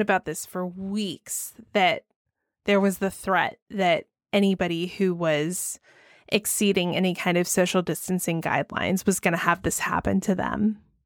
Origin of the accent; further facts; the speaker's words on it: Georgia, United States; my home state of Georgia